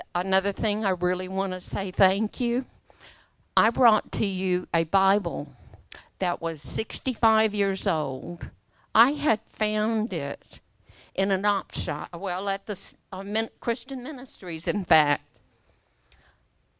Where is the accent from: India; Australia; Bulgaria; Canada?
Australia; now in United States; I'm an Australian